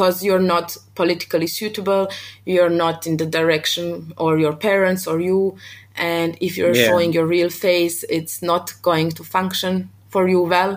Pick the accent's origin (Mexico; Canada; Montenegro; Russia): Montenegro; moved away as an adult; also born or lived in Mostar, Bosnia and Herzegovina (father's origin); now in Vienna, Austria; I was raised and born in Montenegro my whole life.